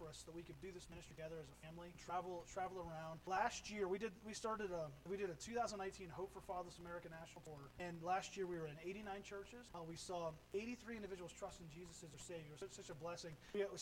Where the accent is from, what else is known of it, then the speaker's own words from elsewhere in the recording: Pennsylvania, United States; moved away as an adult; also born or lived in Florida; Originally, we're from Pennsylvania. We both grew up in Pennsylvania, but we were down in Florida